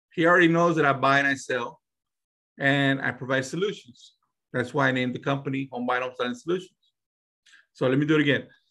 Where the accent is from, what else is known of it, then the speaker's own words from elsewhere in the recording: San Antonio, Texas, United States; We're from San Antonio, but most of our deals are not done in San Antonio